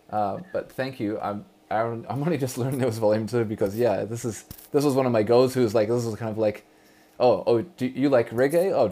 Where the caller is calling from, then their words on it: Vancouver, British Columbia, Canada; I'm broadcasting from Vancouver, British Columbia.